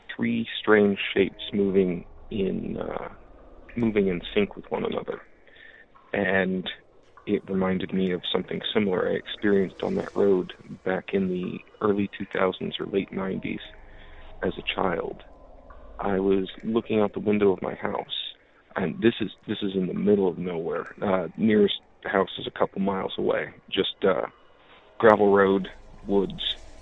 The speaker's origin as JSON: {"language": "English", "region": "Iowa", "country": "United States", "tie": "born or raised there"}